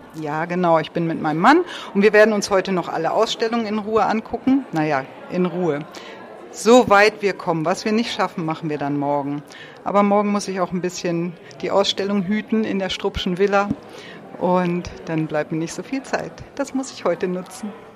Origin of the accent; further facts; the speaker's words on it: Lüneburg Heath, Lower Saxony, Germany; Wir kommen ja auch aus dem Norden, aus der Lüneburger Heide